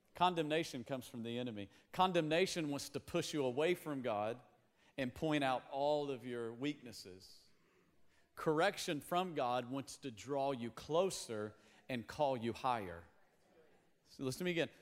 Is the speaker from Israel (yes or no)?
no; Tennessee, United States; we grew up in Tennessee